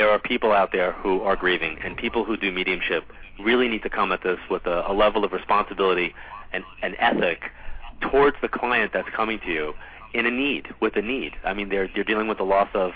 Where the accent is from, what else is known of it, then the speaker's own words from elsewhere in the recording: Long Island, New York, United States; Every year I end my travel schedule kind of like in my hometown